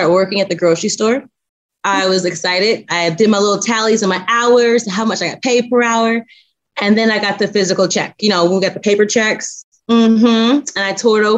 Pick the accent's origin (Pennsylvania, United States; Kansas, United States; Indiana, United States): Indiana, United States; moved away as an adult; now in Texas, United States; I'm actually originally from Indiana. Born and raised Indiana